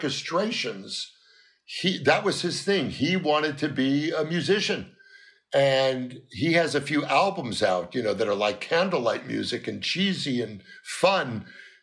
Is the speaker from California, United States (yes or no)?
yes; Los Angeles, California, United States; everyone thinks I'm from the East, but I was born and raised in Los Angeles